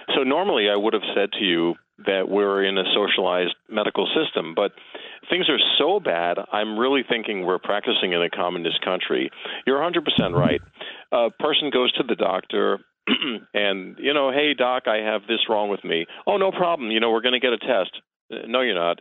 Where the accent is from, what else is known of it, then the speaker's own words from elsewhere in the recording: New York City, New York, United States; I am born and raised in Queens